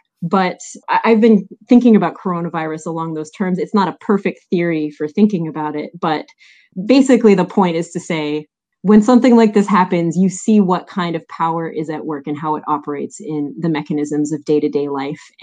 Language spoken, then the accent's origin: English; Montreal, Quebec, Canada; I'm Canadian, I'm from Montreal.